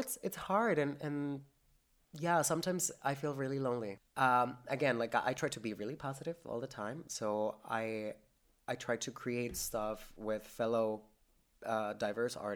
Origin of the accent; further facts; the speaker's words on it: Mexico; now in St. John's, Canada; Mexico will always be my home country, but I don't feel like Mexico is home anymore.